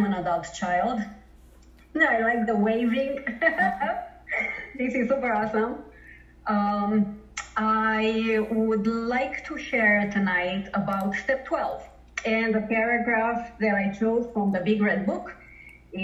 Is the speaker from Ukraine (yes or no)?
no; Romania; now in Toronto, Canada; I live in Toronto, Canada, but I'm originally from Romania, and I grew up in a communist country